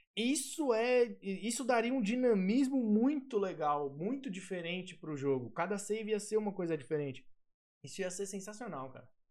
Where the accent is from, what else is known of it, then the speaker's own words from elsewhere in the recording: Guarulhos, São Paulo, Brazil; eu sou de Guarulhos